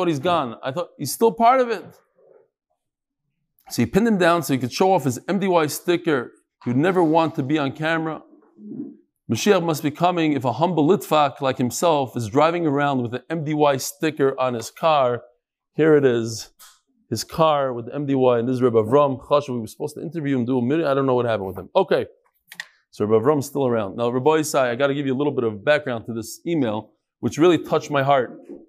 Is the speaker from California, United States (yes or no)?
yes; Los Angeles, California, United States; I grew up here in the La Brea area of Los Angeles, and I'm sober 3.5 years now.